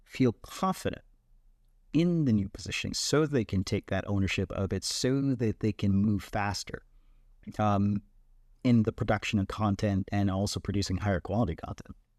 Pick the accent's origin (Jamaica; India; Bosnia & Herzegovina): Jamaica; I am born and raised in Jamaica